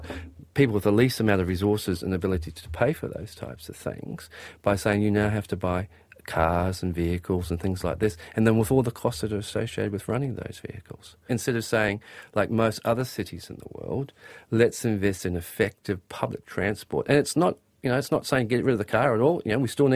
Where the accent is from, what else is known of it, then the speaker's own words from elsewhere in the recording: Auckland, New Zealand; also born or lived in Grey Lynn, Auckland; I grew up in South Auckland